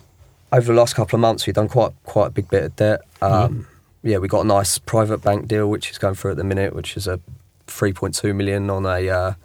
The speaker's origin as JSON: {"language": "English", "town": "Bournemouth", "region": "South West England", "country": "United Kingdom", "tie": "born or raised there", "also_born_or_lived": "Hong Kong", "moved": "yes", "said": "I'm actually from Bournemouth when I was a kid."}